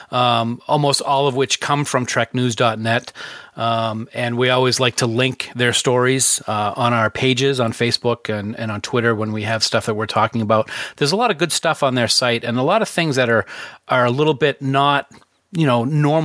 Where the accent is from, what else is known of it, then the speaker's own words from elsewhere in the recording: New Hampshire, United States; now in Maine, United States; I'm originally from New Hampshire. I live in Maine now.